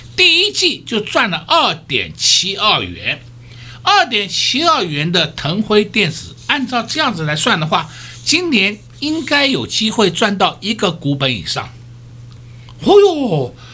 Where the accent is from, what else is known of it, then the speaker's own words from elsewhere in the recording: Taiwan; 我们台湾人民